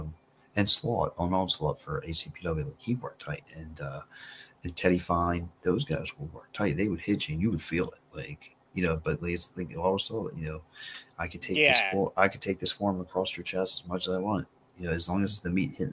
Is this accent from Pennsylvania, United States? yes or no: yes; Philadelphia, Pennsylvania, United States; we're from Philly